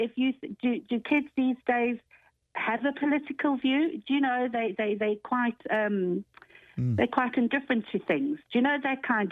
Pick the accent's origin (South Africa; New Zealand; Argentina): South Africa; moved away as an adult; also born or lived in London; now in Ireland; I actually was born in London and left London when I was four and lived in South Africa for 17 years and left in 1987